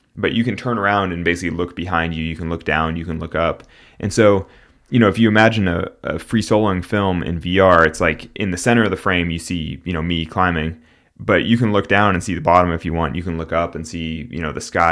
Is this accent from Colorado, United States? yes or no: no; Central Valley, California, United States; I'm from the Central Valley in California, and, like, when I grew up, like, tule fog